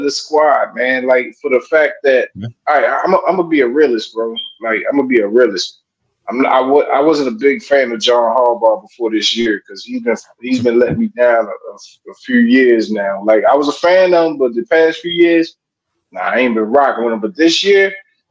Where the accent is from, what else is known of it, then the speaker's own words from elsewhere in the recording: Baltimore, Maryland, United States; I'm originally from East Baltimore, Maryland